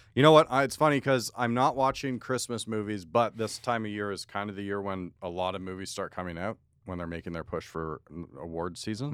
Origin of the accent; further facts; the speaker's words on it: outside of Toronto, Ontario, Canada; growing up outside of Toronto